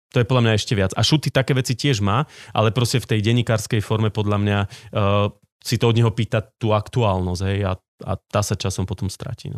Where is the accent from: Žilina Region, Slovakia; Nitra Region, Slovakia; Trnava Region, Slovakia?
Žilina Region, Slovakia; Socovce; also born or lived in Martin; chodil som na gymnázium do Martina, ale vyrastal som v Socovciach